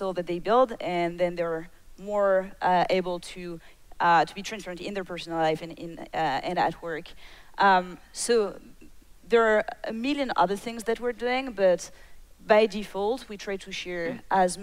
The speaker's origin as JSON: {"language": "English", "country": "France", "tie": "born or raised there", "moved": "yes", "said": "when I was a kid, I was raised in France"}